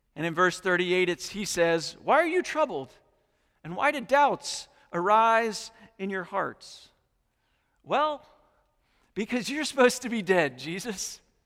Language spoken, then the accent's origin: English; New England, United States; moved away; I grew up in New England